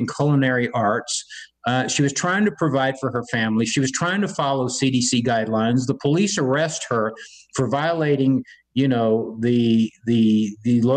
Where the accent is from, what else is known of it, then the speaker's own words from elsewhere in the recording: Havana, Cuba; now in Texas, United States; I came from a country that did that to us. I was born in Havana, Cuba